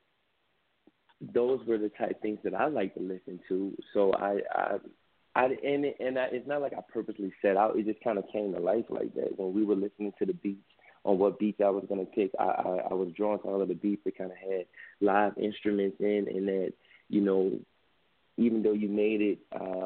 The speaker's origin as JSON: {"language": "English", "town": "New Orleans", "region": "Louisiana", "country": "United States", "also_born_or_lived": "Vermont", "said": "I'm from New Orleans"}